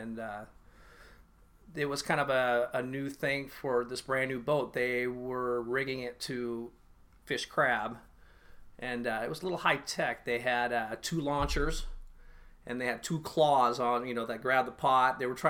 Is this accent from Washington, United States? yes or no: yes; Puyallup, Washington, United States; I was born in Puyallup, Washington.